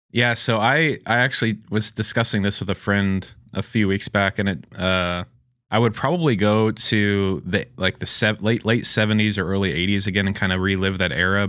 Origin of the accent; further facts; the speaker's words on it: Springfield, Missouri, United States; also born or lived in Rockford, Illinois; Born and raised in Springfield, Missouri. Lived here most of my life